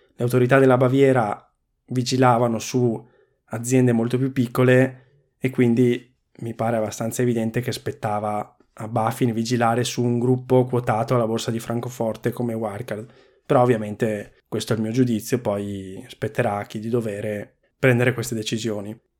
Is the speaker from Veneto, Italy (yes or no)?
yes; Veneto, Italy; sono veneto